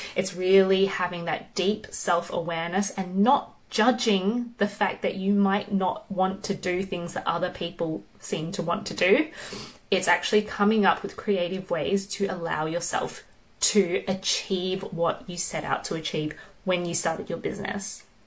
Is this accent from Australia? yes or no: yes; Melbourne, Victoria, Australia; now in United Kingdom; I'm from Melbourne, Australia